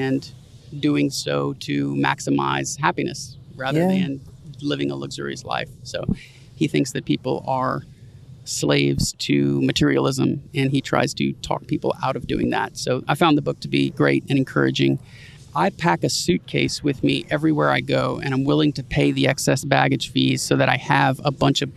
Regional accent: New Orleans, Louisiana, United States; moved away

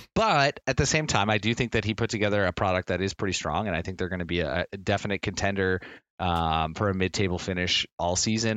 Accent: Nova Scotia, Canada; now in Ontario, Canada; I grew up in Nova Scotia

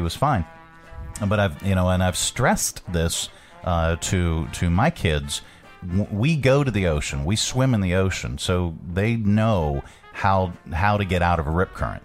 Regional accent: Pittsburgh, Pennsylvania, United States; now in Virginia, United States; I'm from Pittsburgh

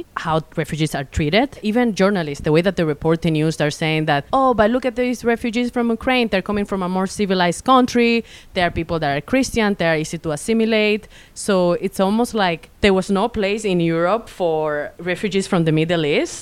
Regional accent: Venezuela; I'm from Venezuela

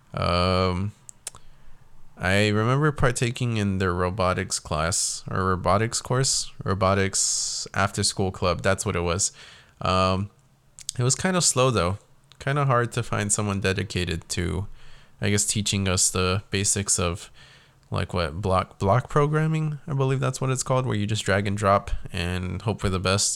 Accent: South Texas, United States; I was born and raised in South Texas

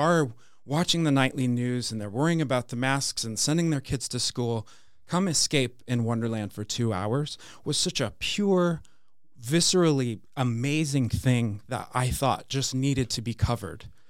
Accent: an hour outside Seattle, rural Washington State, United States; grew up in Washington State, in rural Washington State, uh, probably an hour outside of Seattle

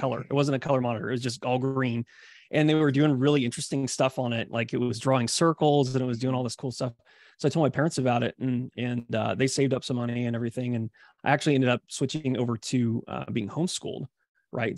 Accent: Columbia, Missouri, United States; I grew up in Columbia, Missouri, which is kind of in between Saint Louis and Kansas City

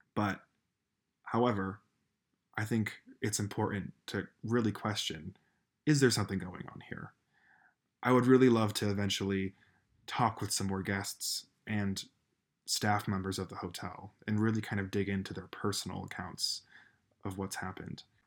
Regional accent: Colorado, United States; my home state of Colorado.

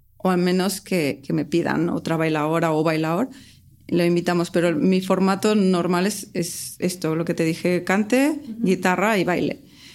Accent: Guadalajara, Jalisco, Mexico; moved away as an adult; now in Barcelona, Spain; soy mexicana

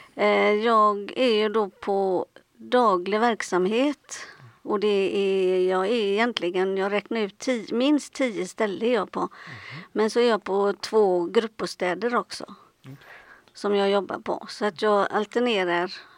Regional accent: Gothenburg, Västra Götaland, Sweden; jag kommer från Göteborg

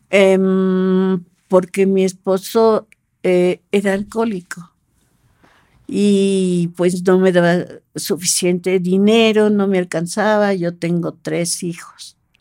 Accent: Mexico City, Mexico; yo nací aquí en, Ciudad de México

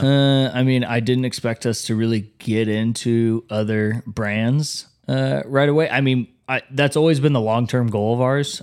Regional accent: Wichita, Kansas, United States; moved away as an adult; also born or lived in Denver; I'm from Wichita

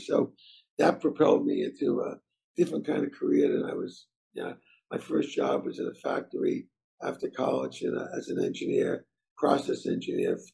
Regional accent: North Providence, Rhode Island, United States; I grew up in Providence, North Providence, Rhode Island, the son of immigrant Italian parents

